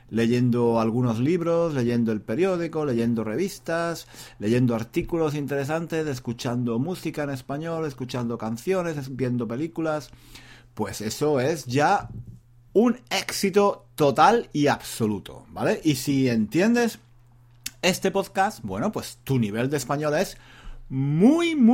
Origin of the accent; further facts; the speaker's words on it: South, Spain; now in London, United Kingdom; él es del norte. Yo soy, yo soy del sur. No sé, no sé si eh, tenemos un acento muy diferente. Yo creo que no, yo creo que no, porque los dos, los dos, … y yo, llevamos muchos años viviendo fuera de España.